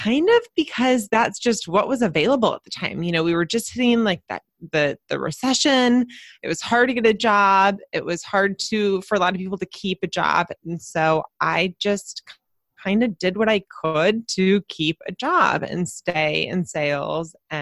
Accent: San Diego, California, United States; I live in San Diego, California, and I'm actually from San Diego. So there's not many of us that are full on natives.

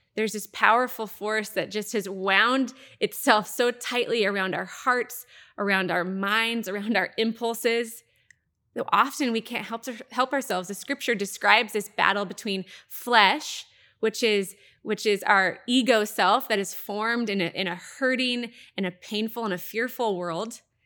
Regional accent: Happy Valley, Oregon, United States; I grew up in the Happy Valley, Clackamas area.

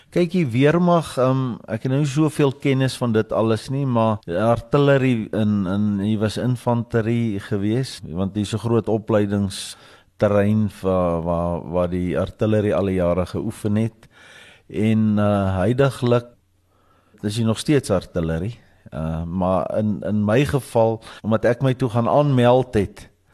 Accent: Potchefstroom, North West, South Africa; ek is daarom in die dorp gebore.

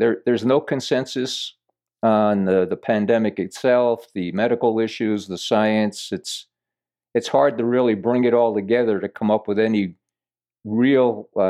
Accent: Yonkers, New York, United States; I grew up in Yonkers, New York. I remember I lived in basically downtown Yonkers, 47 Linden Street.

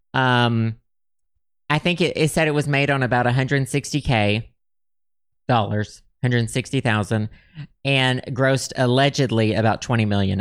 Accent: Arkansas, United States; I grew up in Arkansas.

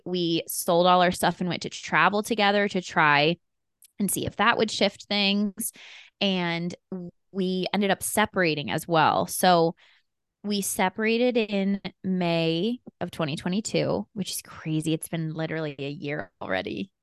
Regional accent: Colorado, United States; moved away; also born or lived in San Diego; I grew up in Colorado

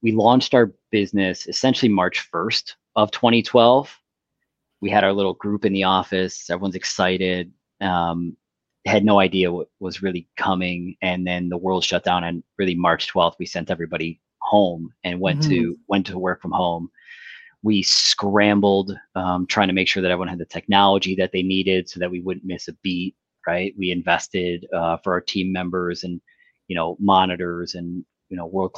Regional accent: United States; moved away as an adult; also born or lived in Detroit; now in Windsor, Canada; I grew up in the States, married a Canadian, and could have lived on either side of the border. I chose to be here.

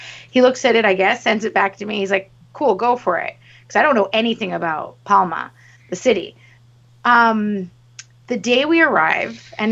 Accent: Montreal, Quebec, Canada; we come from Montreal

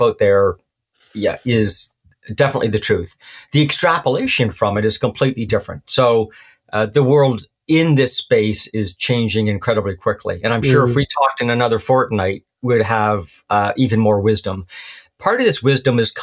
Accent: Canada; Being Canadian

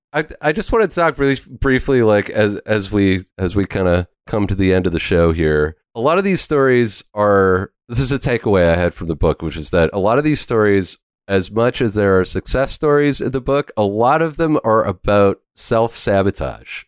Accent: Canada; as a Canadian musician

